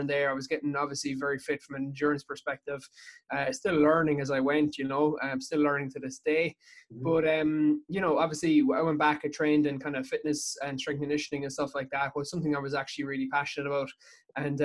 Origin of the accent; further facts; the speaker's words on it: Dingle, Munster, Ireland; I'm from Dingle in County Kerry